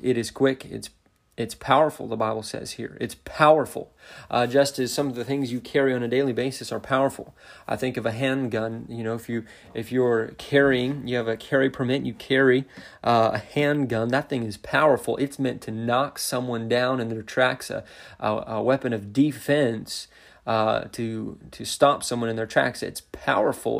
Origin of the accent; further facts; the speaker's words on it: Montana, United States; also born or lived in central Indiana; now in Indiana, United States; I grew up in Montana, um, living on a ranch